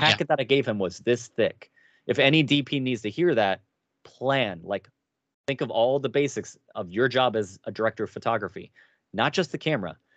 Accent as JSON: {"language": "English", "town": "Cincinnati", "region": "Ohio", "country": "United States", "moved": "yes", "said": "I come from Cincinnati, a Ger-, very Germanic town"}